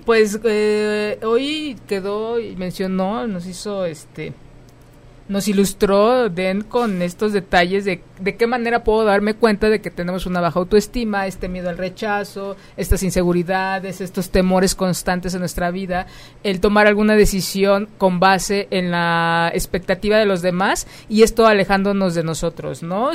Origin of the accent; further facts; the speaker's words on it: Mexico; como mexicanos